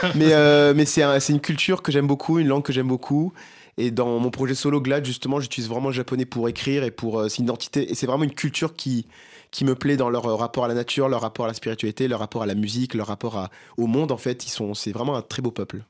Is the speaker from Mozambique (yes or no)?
yes; Mozambique; moved away; Je viens du Mozambique, donc chanter en portugais, chanter en makua